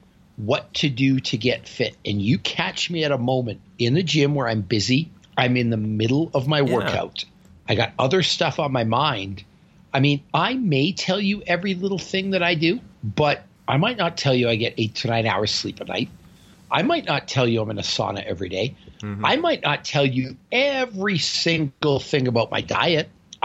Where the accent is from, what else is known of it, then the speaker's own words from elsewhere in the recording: Northern Canada, Canada; Well, I'm from Northern Canada, and everyone where I'm from looks like that. We're direct from a Viking bloodline.